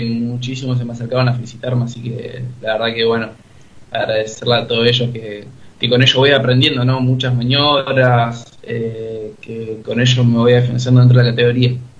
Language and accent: Spanish; Río Gallegos, Santa Cruz, Argentina; moved away as an adult; now in Buenos Aires, Argentina; yo ahora sí estoy viviendo acá en Buenos Aires por el estudio. Soy de eh, gallego, allá del de sur, bien lejos